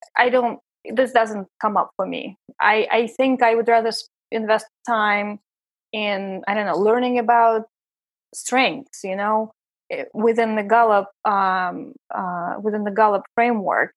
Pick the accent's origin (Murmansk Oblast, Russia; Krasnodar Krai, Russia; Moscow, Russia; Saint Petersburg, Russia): Saint Petersburg, Russia; English is a second language; moved away as an adult; also born or lived in Prague, Czech Republic / Vienna, Austria / San Francisco Bay Area, United States; now in New York City, United States; I'm from Russia. My husband is originally from Los Angeles, but we met in Saint Petersburg, my hometown